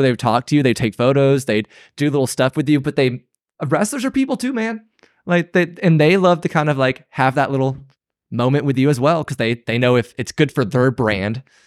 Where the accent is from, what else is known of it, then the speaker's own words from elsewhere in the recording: outside of Atlanta, Georgia, United States; we grew up in Atlanta, outside of Atlanta